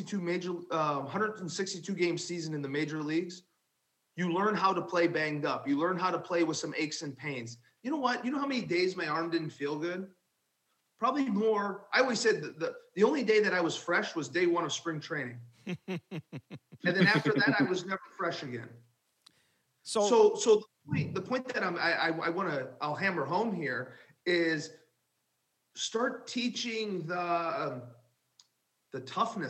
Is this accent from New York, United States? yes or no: no; Southern Illinois, United States; Growing up in Southern Illinois